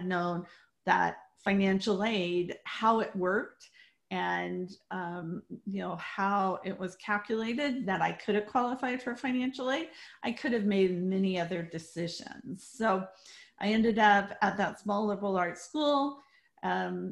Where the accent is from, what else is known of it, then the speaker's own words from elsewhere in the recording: Colorado, United States; I grew up in Colorado